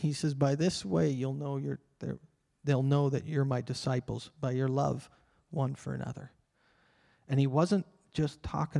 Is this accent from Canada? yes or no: yes; Canada; Because I have rights. I'm a Canadian citizen. I have rights.